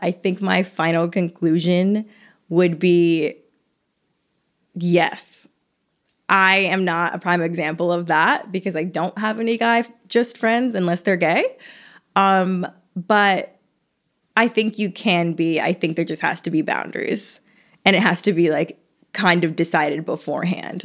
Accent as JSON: {"language": "English", "region": "the South", "country": "United States", "said": "I'm from the South"}